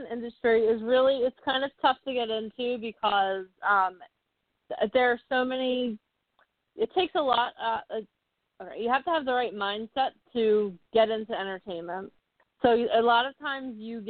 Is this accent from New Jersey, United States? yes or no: yes; New Jersey, United States; I grew up in New Jersey